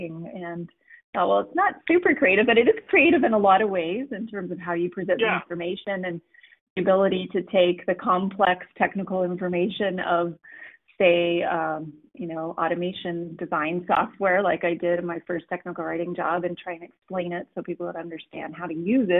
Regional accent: Calgary, Alberta, Canada; I was born in Calgary, Alberta, Canada

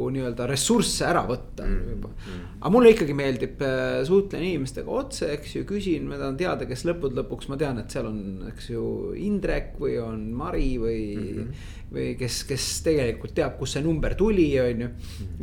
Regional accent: Tallinn, Harju County, Estonia; Lasnamäel üles kasvanud

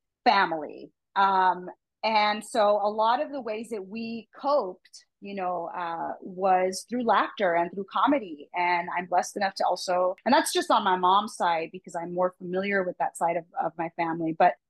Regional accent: United States; I'm a American, Mexican-American

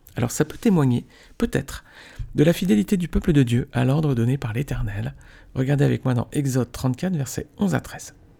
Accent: Nice, Provence-Alpes-Côte d'Azur, France; je suis niçois

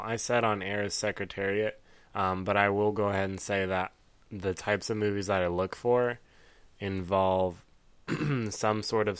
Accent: Ohio, United States; also born or lived in the South; I was born in the South, raised in Ohio, though.

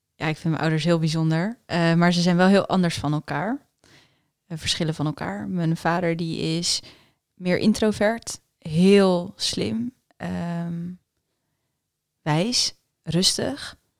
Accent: Netherlands; first language Afrikaans; Dutch is a second language; also born or lived in United States / South Africa; Toen we naar Nederland kwamen, dacht ik dat ik Nederlands sprak. Maar ik sprak eigenlijk geen Nederlands. Ik sprak Afrikaans.

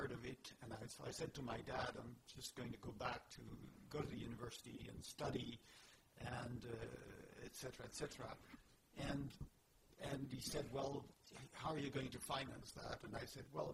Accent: Paris, Île-de-France, France; moved away as an adult; now in United States; I was born in Paris and I lived in Paris

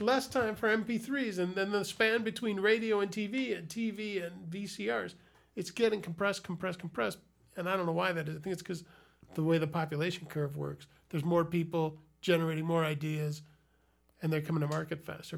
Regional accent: Chicago, Illinois, United States; I grew up in Chicago

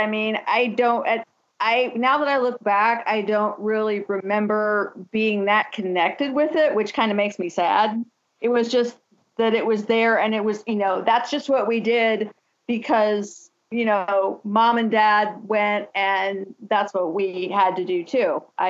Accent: Lima, Ohio, United States; I was, back home in Lima. That's where I'm from. My parents were both also born and raised in that church.

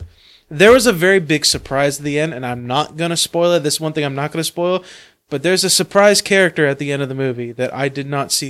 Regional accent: United States; accent: American; Like Americans. Just because of our American accent?

